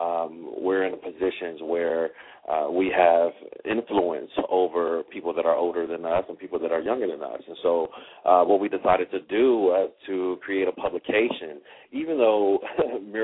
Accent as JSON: {"language": "English", "town": "Chicago", "region": "Illinois", "country": "United States", "tie": "born or raised there", "said": "I'm also a native Chicagoan"}